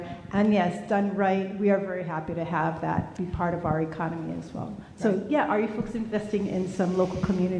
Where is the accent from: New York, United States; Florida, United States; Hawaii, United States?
Hawaii, United States; I come from Hawaii, and I'm a native Hawaiian there.